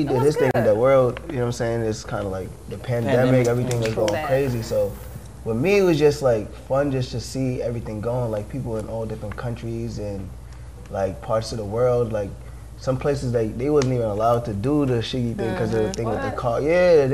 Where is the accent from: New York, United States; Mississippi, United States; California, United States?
New York, United States; New York City; I'm from Queens, New York